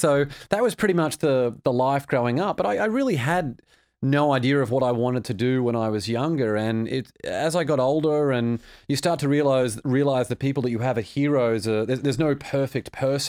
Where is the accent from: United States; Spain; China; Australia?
Australia; It was good. Australia's a beautiful place.